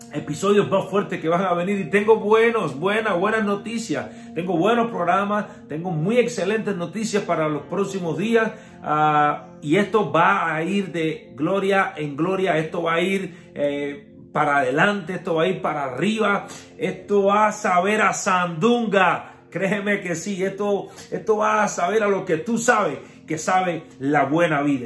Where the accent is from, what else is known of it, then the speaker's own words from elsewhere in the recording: Cuba; soy cubano